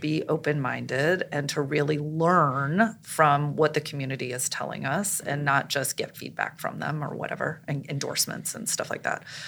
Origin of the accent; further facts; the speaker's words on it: St. Louis, Missouri, United States; I'm originally from Saint Louis, Missouri.